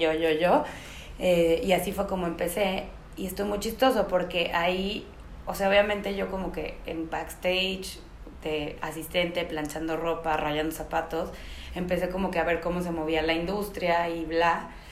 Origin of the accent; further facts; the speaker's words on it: Xalapa, Veracruz, Mexico; moved away as an adult; also born or lived in Milan, Italy; now in Mexico City, Mexico; me vine a México, yo soy de Jalapa